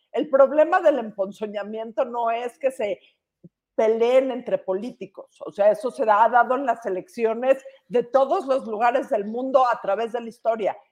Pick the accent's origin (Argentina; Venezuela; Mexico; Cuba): Mexico; como mexicanos